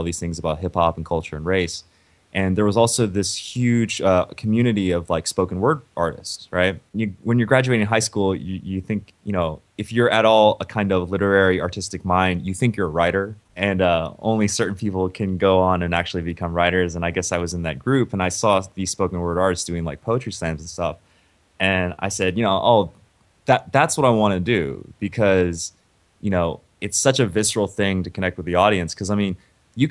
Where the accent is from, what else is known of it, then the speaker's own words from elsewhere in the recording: Memphis, Tennessee, United States; moved away; also born or lived in Ohio; I grew up in Memphis